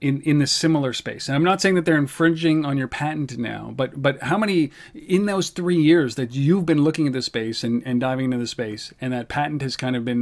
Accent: Canada; We're Canadian

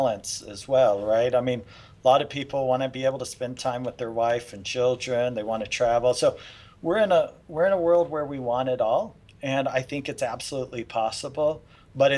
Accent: Las Vegas, Nevada, United States; moved away as an adult; also born or lived in Houston; We grew up in Las Vegas.

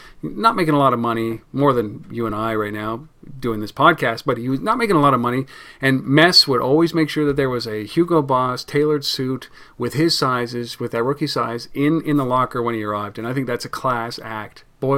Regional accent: Canada; Pardon us, we're Canadian and it's in our blood.

